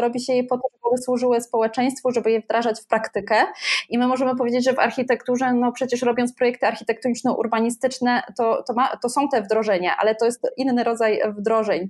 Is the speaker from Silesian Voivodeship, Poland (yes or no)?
yes; Bytom, Silesian Voivodeship, Poland; moje rodzinne miasto e, Bytom